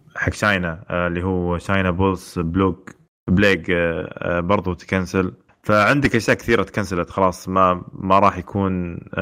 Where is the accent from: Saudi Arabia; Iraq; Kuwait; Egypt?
Saudi Arabia; عندنا في السعوديه